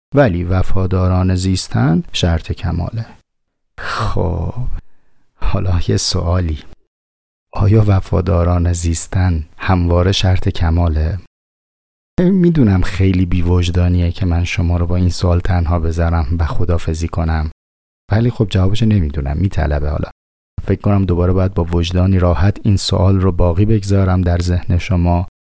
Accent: Tehran, Tehran Province, Iran; من از شهر خودم مثال میزنم مثلا توی شهر تهران

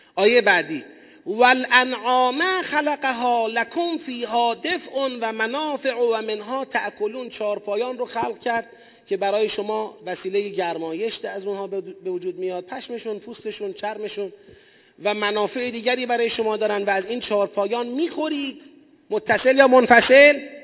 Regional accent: Tasuj, East Azerbaijan, Iran; moved away; پدرم اهل تسوجه

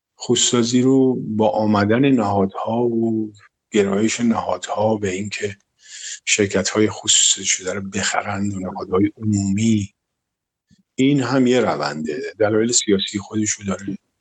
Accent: Tehran, Tehran Province, Iran; در گلوبندک متولد شدم تهران منطقه گلوبندک عمده بچگی رو تا تقریبا کلاس دوازده توی منطقه امیریه و شاپور بودیم و تو اون منطقه بزرگ شدم

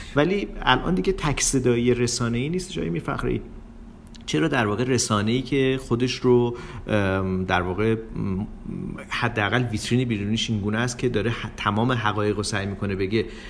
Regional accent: Iran; من به عنوان یک ایرانی

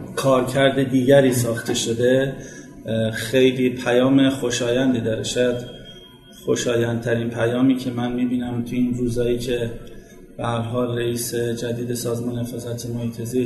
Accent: Tehran, Tehran Province, Iran; در فلک دوم نیرو هوایی به دنیا آمدم

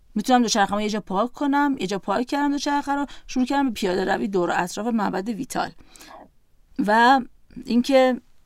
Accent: Iran; گفتم ایران

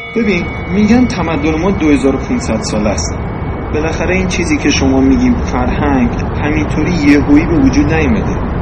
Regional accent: Iran; ما ایرانی هستیم

